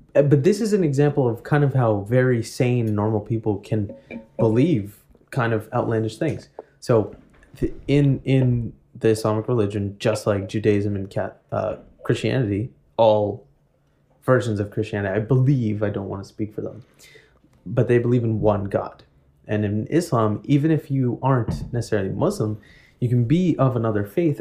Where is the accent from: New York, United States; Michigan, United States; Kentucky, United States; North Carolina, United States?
New York, United States; New York City; growing up in Woodside.